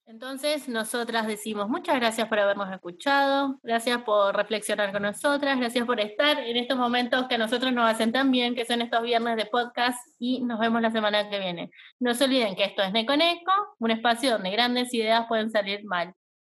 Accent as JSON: {"language": "Spanish", "region": "Chaco", "country": "Argentina", "also_born_or_lived": "Buenos Aires", "moved": "as an adult", "said": "nosotros somos de Chaco"}